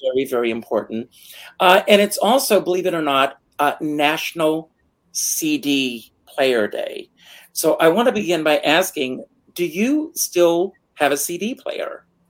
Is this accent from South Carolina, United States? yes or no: yes; Myrtle Beach, South Carolina, United States; moved away; Myrtle Beach, which is my hometown